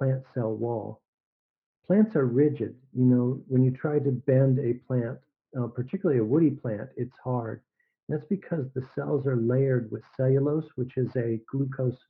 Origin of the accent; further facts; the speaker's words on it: Arizona, United States; moved away; also born or lived in Mississippi / Texas / North Dakota / California; I grew up in Arizona